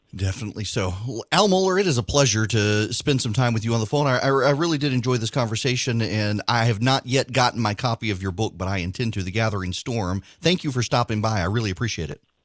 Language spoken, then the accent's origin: English; Jackson, Louisiana, United States; moved away as an adult; also born or lived in Macon, Georgia; I grew up in the First Baptist Church in Jackson, Louisiana